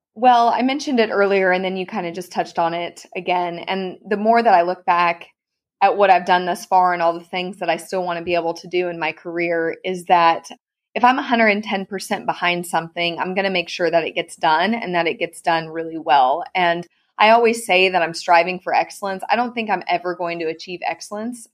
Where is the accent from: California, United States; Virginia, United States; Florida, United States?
California, United States; Clovis; moved away as an adult; now in Texas, United States; I ran for my hometown rodeo queen contest, Miss Clovis Rodeo